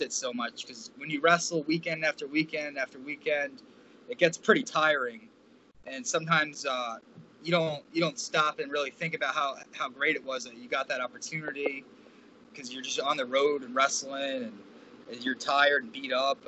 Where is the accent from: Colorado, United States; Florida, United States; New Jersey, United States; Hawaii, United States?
New Jersey, United States; Manahawkin; Manahawkin, New Jersey, by a Long Beach Island, the Jersey Shore area